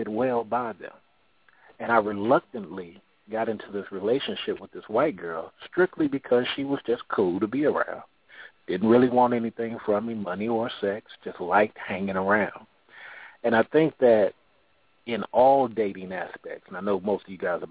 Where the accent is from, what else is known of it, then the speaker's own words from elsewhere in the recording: California, United States; I'm from Cali.